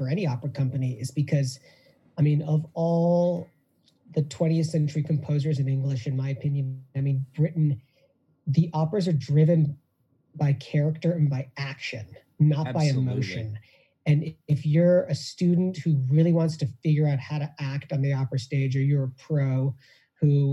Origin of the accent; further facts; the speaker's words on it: Ann Arbor, Michigan, United States; I was a boy soprano star growing up in Ann Arbor, Michigan